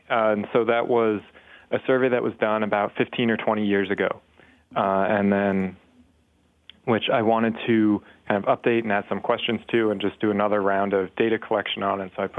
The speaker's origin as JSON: {"language": "English", "area": "outside Philadelphia", "region": "New Jersey", "country": "United States", "tie": "born or raised there", "said": "I grew up in South Jersey outside Philadelphia."}